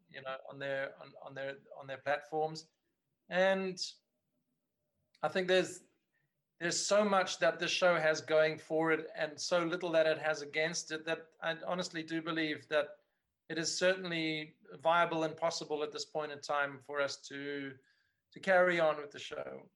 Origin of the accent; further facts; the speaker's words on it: Cape Town, Western Cape, South Africa; working on on you know a show like this of this quality in my hometown